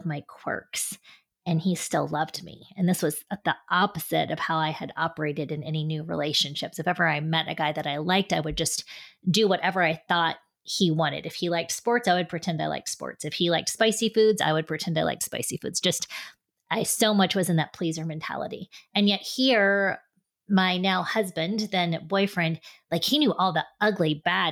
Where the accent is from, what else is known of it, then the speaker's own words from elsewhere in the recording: Westerville, Ohio, United States; I grew up in Westerville, Ohio, which is a suburb of Columbus